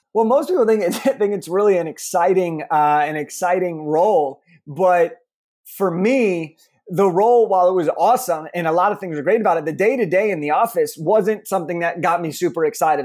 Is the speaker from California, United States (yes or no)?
yes; Los Angeles, California, United States; I grew up in Los Angeles, California